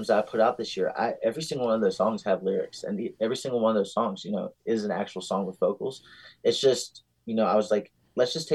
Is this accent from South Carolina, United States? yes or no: no; Staunton, Virginia, United States; now in Arizona, United States; I'm originally from Virginia. Being Arizonian is just still really weird to me. But we grew up right up the street from this recording studio